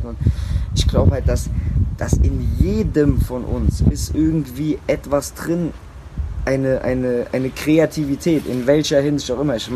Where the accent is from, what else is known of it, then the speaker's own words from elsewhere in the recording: Germany; bei uns in Deutschland